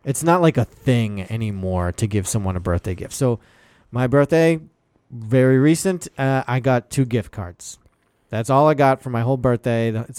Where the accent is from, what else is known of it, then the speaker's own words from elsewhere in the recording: Boston, Massachusetts, United States; I'm from Boston.